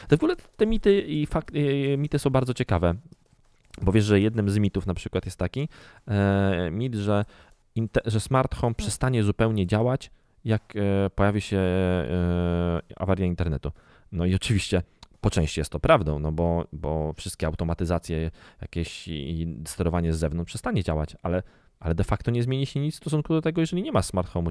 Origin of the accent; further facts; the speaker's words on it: Garwolin, Masovian Voivodeship, Poland; Ja w ogóle wychowywałem się e, na, w zakładzie produkcyjnym zwanym leczarnią w Garwolinie.